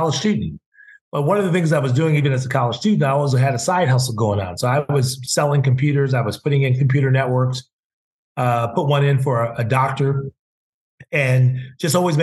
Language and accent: English; Carmel, California, United States; Gus Martin would come to my hometown because, you know, my Uncle AJ and John Walton, who owned the radio stations, were from Texas, but they moved to Carmel, which is a very upscale town in California